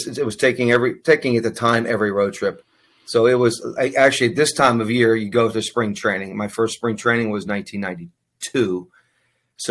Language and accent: English; Pittsburgh, Pennsylvania, United States; I've been growing up in Pittsburgh area.